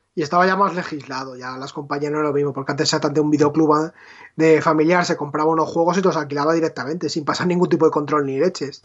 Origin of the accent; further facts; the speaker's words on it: Leganés, Community of Madrid, Spain; mi videoclub de Leganés